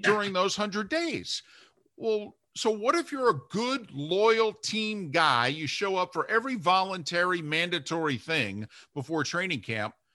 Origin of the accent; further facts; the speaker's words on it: New Jersey, United States; moved away; I grew up in New Jersey